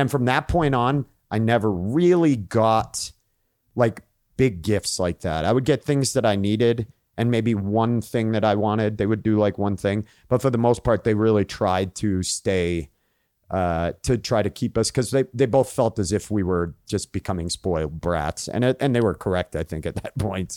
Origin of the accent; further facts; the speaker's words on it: Maine, United States; I grew up in Maine